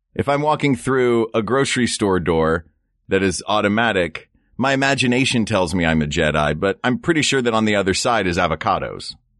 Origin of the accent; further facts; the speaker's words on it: the South, United States; moved away; I grew up in the South